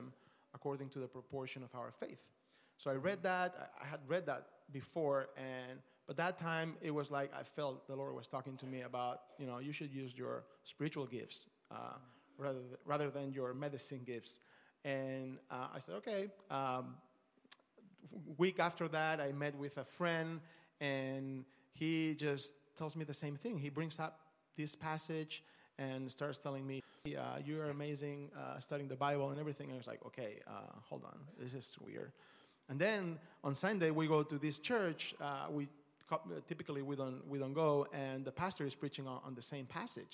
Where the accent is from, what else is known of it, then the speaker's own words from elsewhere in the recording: Barcelona, Catalonia, Spain; moved away as an adult; also born or lived in Australia / Dallas, United States; we're originally from Barcelona. My wife and I met there my last year of med school